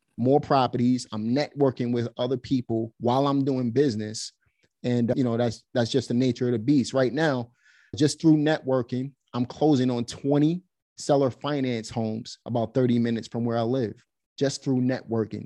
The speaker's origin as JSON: {"language": "English", "town": "New York City", "region": "New York", "country": "United States", "tie": "born or raised there", "also_born_or_lived": "Pennsylvania", "moved": "as an adult", "lives_now": "North Carolina, United States", "said": "Basically, I'm from Brooklyn, New York. I was born and raised there."}